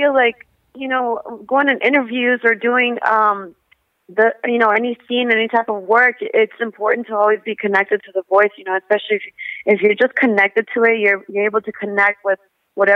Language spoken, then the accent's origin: English; Texas, United States; also born or lived in Monterrey, Mexico; my family is from Monterrey, Mexico. And my mother came here when she was pregnant with me, and I was born in Texas